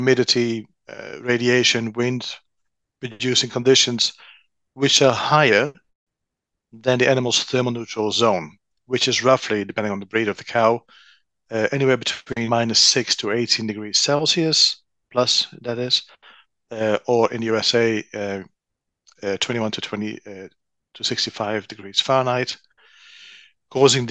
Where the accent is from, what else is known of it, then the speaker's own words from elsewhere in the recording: Netherlands; moved away; born and raised in the Netherlands.